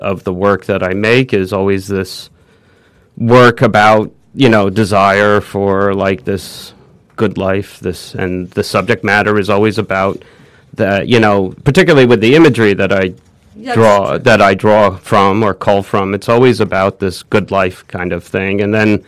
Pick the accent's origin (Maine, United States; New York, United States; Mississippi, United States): New York, United States; New Rochelle; also born or lived in Manhattan, New York; I was born in Manhattan. We moved to the Westchester. I moved to New Rochelle. I sat in the suburbs.